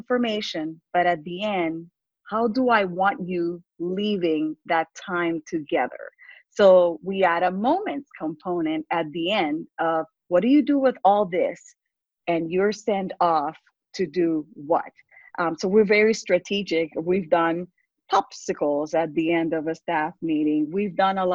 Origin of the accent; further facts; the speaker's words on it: Puerto Rico; English is a second language; moved away as an adult; also born or lived in Texas; now in United States; I grew up in poverty in Puerto Rico